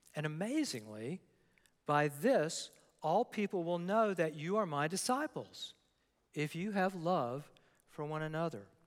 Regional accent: Newport News, Virginia, United States; I grew up in Newport News, Virginia

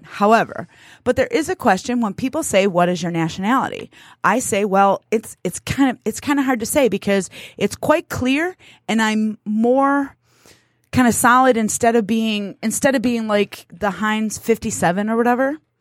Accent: United States; I was born here. That makes me American.

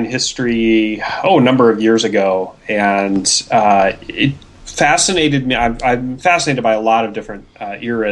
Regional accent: Pacific Northwest, United States; I'm from the Pacific Northwest

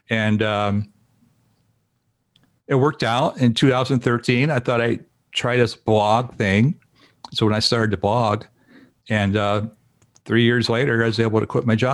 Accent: Indiana, United States; moved away as an adult; also born or lived in Dallas, Texas; now in Portland, United States; I grew up in Indiana, and uh, so a lot of Southern cooking, um, Kentucky, Indiana, that area.

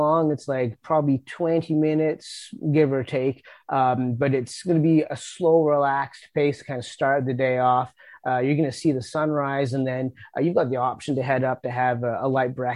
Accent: New Brunswick, Canada; also born or lived in Nova Scotia; I grew up in New Brunswick and lived in Nova Scotia for a bit, and coming back to New Brunswick

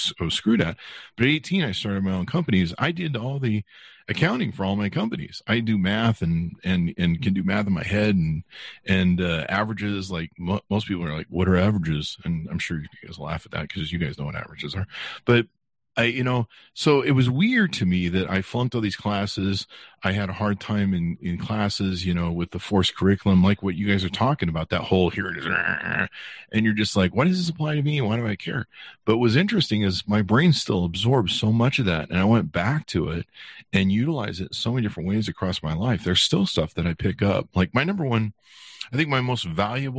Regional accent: Utah, United States; also born or lived in California; my parents moved us to Utah

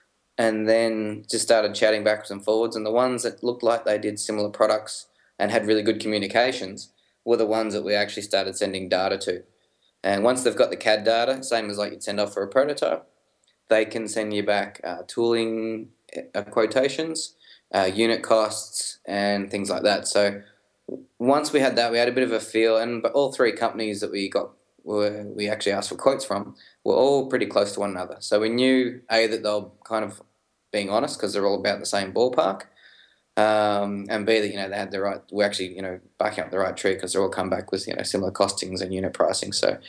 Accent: Melbourne, Victoria, Australia; we're two guys from Melbourne

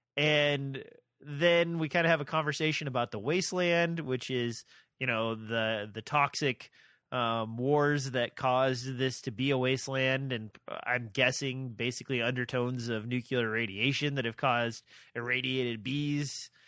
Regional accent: Nebraska, United States; I'm from Nebraska

